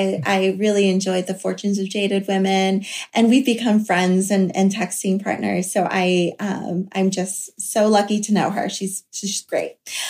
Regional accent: the South, United States; So like Rira, I grew up in the South.

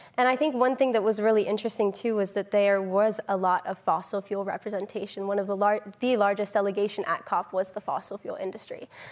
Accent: Northern California, United States; I grew up in Northern California

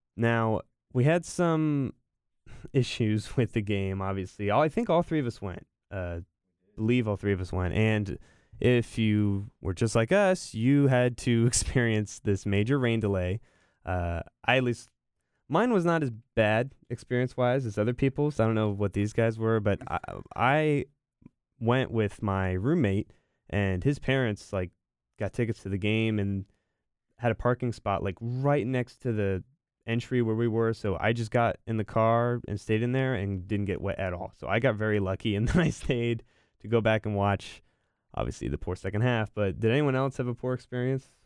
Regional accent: Morrisville, North Carolina, United States; I lived in Morrisville for most of my life

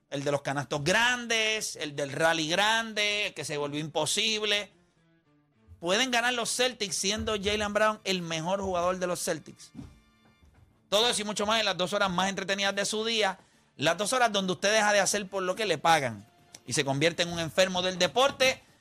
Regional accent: Dominican Republic; como dominicanos tenemos a Peralta también.

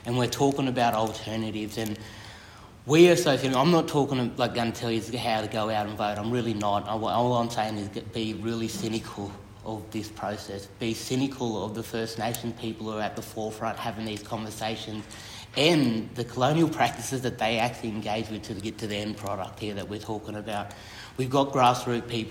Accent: Moree, New South Wales, Australia; I'm from Moree

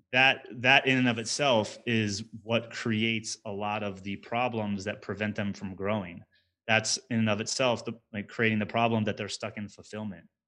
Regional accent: New Jersey, United States; moved away as an adult; now in Denver, United States; I grew up in New Jersey in the United States

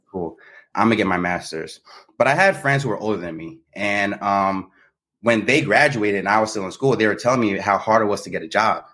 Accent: New Jersey, United States; moved away as an adult; now in Baltimore, United States; I'm from Jersey, born and raised, uh, but I'm currently residing in Baltimore

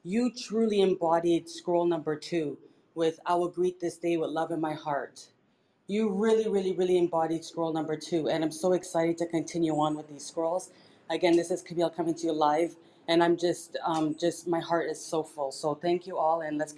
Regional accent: Toronto, Ontario, Canada; now in Panama; coming to you live from, well, I'm in Panama, but I'm from Toronto, Canada.

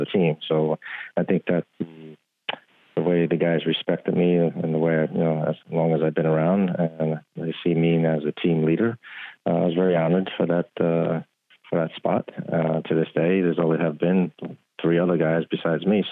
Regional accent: New York, United States; born and raised in New York

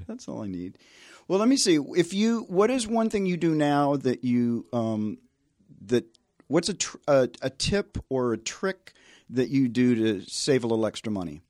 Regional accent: Tennessee, United States; I grew up in the South

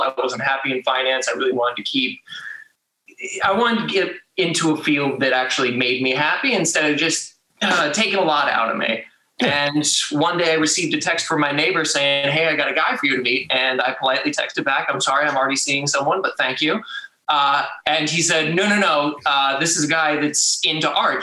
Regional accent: Connecticut, United States; moved away as an adult; now in Baltimore, United States; I was born and raised in Connecticut, came out here to Baltimore for a finance job actually.

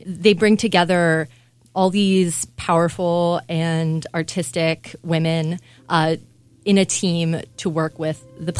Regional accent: Los Angeles, California, United States; also born or lived in Cairo, Egypt; now in Milwaukee, United States; I grew up partially in Los Angeles, California, and partially in Cairo, Egypt. And I came here 3 years ago originally to work at Milwaukee Repertory Theater

